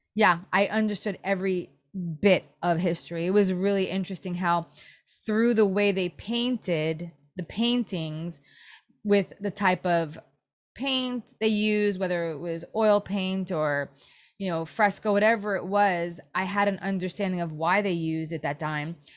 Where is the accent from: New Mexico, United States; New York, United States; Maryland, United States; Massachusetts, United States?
New York, United States; New York City; also born or lived in New Jersey; now in San Diego, United States; I grew up in Brooklyn and I moved to New Jersey.